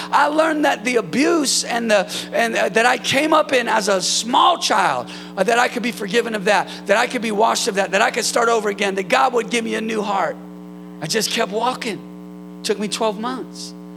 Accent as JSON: {"language": "English", "region": "Northern California", "country": "United States", "said": "Northern California, where I'm from"}